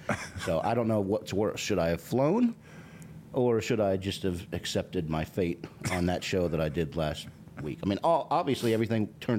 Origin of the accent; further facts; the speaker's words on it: Pittsburgh, Pennsylvania, United States; now in Georgia, United States; Because I grew up in Pittsburgh, bro.